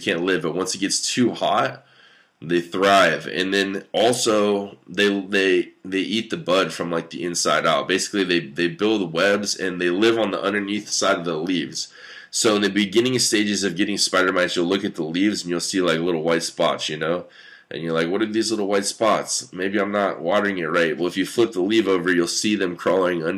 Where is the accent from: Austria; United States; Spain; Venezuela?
United States; I'm an American